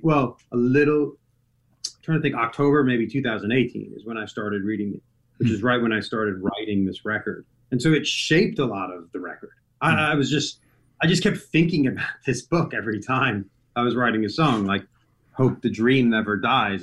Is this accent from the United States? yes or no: yes; United States; being an American